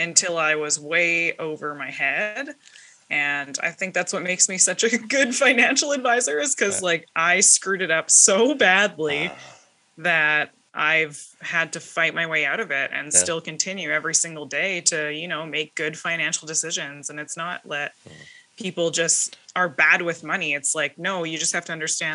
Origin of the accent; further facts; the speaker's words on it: southern British Columbia, Canada; I am from Pell River, BC